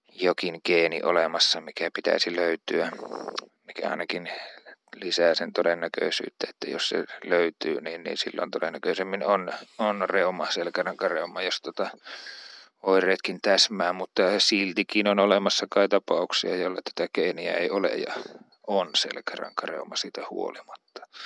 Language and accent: Finnish; Uurainen, Central Finland, Finland; also born or lived in Jyväskylä; Keski-Suomessa, josta olen kotoisin